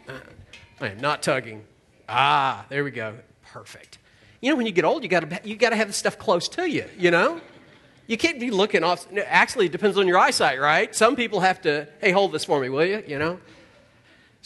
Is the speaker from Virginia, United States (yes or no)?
yes; Virginia, United States; I live in Charlottesville, Virginia